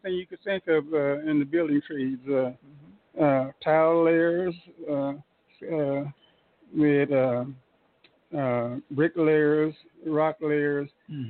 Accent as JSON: {"language": "English", "town": "Tulsa", "region": "Oklahoma", "country": "United States", "tie": "born or raised there", "said": "I was born on Norfolk, down the street from where we are right now."}